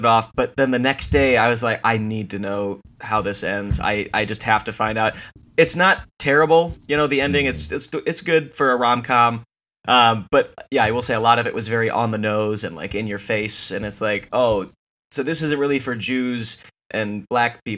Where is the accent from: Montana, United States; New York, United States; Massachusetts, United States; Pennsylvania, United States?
Montana, United States; I grew up in Montana